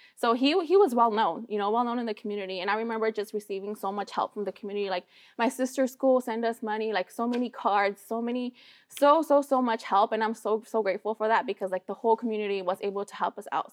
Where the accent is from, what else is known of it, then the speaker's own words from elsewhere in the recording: Sacramento, California, United States; also born or lived in Michoacán, Mexico; we came here to Sacramento. Like this is where we grew up. This is my hometown